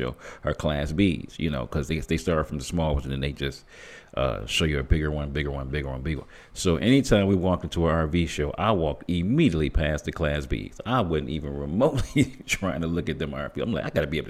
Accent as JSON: {"language": "English", "town": "Flint", "region": "Michigan", "country": "United States", "tie": "born or raised there", "said": "me being born and raised in Flint, Michigan"}